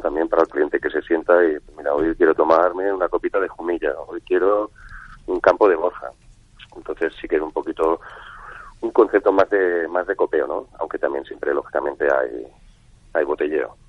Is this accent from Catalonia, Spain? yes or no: yes; Barcelona, Catalonia, Spain; now in Seville, Spain; yo soy barcelonés, empiezo a estudiar en la Escuela de Hostelería de Barcelona con 15 añitos